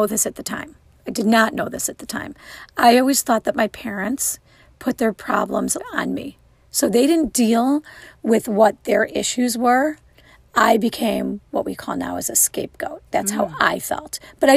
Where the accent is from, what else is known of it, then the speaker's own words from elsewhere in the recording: Wilmette, Illinois, United States; I grew up in the northern suburbs of Illinois